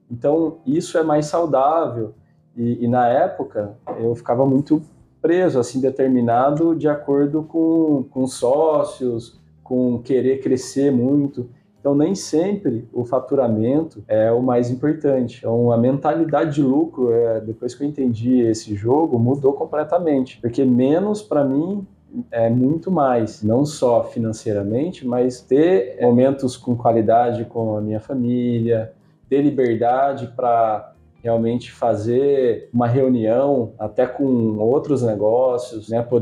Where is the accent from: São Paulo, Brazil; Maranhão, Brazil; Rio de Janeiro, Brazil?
São Paulo, Brazil; Campinas; born there; also born or lived in Paraná; meus pais são paranaenses. Eu nasci em Campinas, né? 9 anos de idade eu vendi sorvete na rua lá no Paraná. A gente morou cinco anos lá, nasci aqui, a gente voltou.